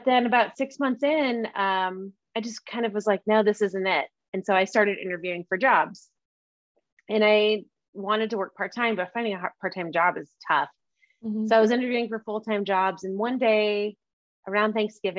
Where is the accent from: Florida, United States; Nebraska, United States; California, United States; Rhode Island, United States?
Nebraska, United States; Omaha; moved away as an adult; now in Bend, United States; I grew up in Omaha, Nebraska.